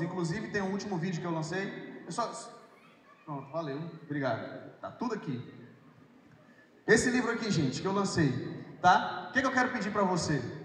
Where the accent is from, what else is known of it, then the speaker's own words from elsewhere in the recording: Altamira, Pará, Brazil; moved away as an adult; also born or lived in Paragominas, Pará / Sergipe; eu sou um paraense, eu nasci em Paragominas. Nasci em Paragominas, cidade que fica ali 4, 5 horas de Belém, mas com 8 anos de idade fui para Altamira, no Pará